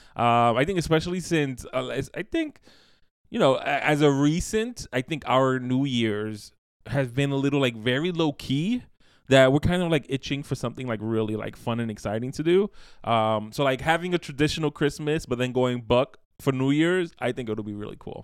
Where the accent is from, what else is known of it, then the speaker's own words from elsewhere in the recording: New York, United States; born and raised in New York, the, the, the city of seasons